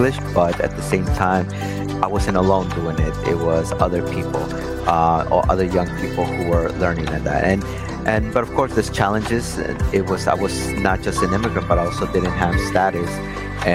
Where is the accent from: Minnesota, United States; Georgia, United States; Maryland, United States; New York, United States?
New York, United States; New York City; English is a second language; I grew up in Brighton Beach, and it was a very diverse immigrant community already